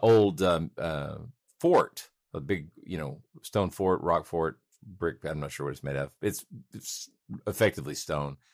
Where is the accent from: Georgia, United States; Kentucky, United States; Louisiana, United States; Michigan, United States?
Georgia, United States; one was right outside of my hometown in Cartersville